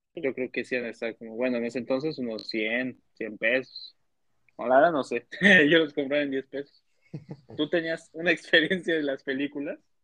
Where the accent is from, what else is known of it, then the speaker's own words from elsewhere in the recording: State of Mexico, Mexico; yo soy de Estado de México